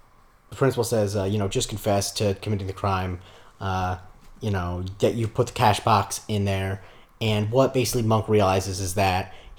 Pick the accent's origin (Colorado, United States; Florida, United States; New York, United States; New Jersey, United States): Florida, United States; it takes place in a town that's a facsimile from my hometown in Florida.